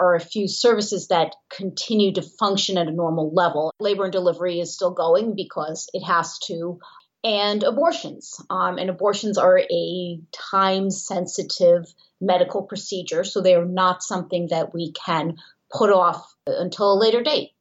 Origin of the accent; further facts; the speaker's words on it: New York City, New York, United States; I am from Manhattan